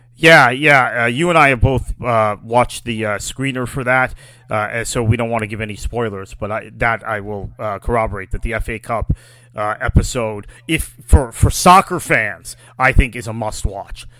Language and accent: English; United States; I am fundamentally an American, and that's my identity